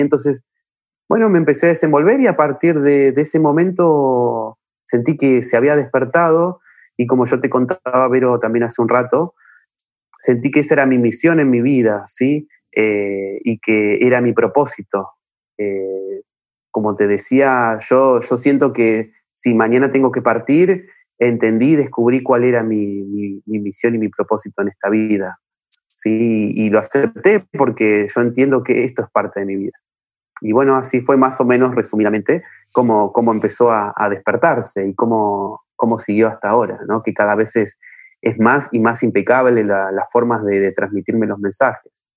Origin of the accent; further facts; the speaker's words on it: Buenos Aires, Argentina; yo soy de Buenos Aires, Argentina